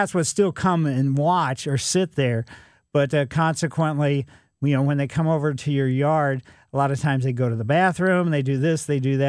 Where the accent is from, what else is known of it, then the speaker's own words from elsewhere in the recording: Ellisville, Missouri, United States; It's a little bit further east than I grew up in Ellisville